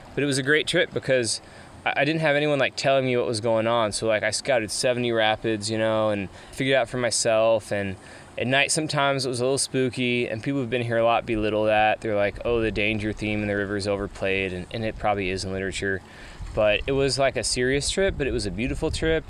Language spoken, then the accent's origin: English; Atlanta, Georgia, United States; moved away; I grew up in Atlanta, Georgia